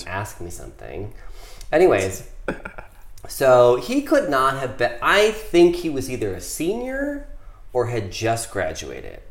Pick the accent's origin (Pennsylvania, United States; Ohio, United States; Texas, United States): Ohio, United States; I grew up in Ohio